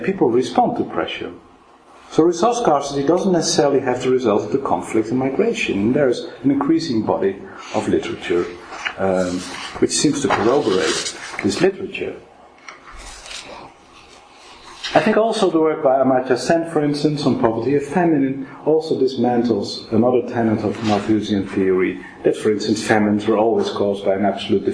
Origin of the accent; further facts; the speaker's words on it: Netherlands; now in Oxford, United Kingdom; I'm from Holland